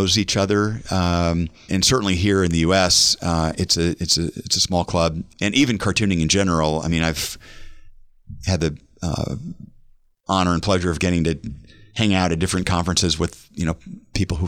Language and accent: English; Omaha, Nebraska, United States; also born or lived in Austria; I'm born and raised in Omaha, and I know the streets like the back of my hand.